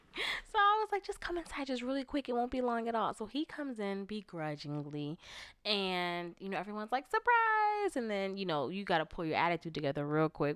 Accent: Florida, United States; moved away; I'm from Florida

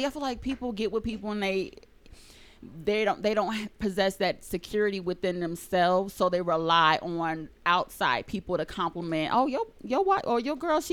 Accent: Rialto, California, United States; I'm from San Bernardino too. I grew up in Rialto though

